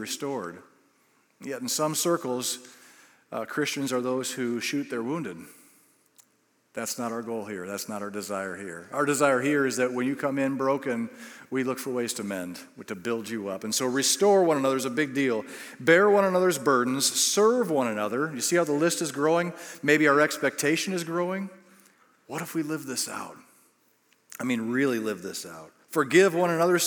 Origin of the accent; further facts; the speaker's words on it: United States; we're from the United States